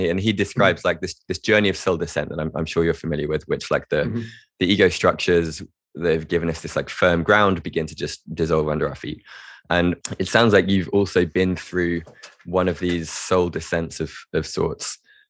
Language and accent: English; England, United Kingdom; Growing up in England in a kind of very strict private school environment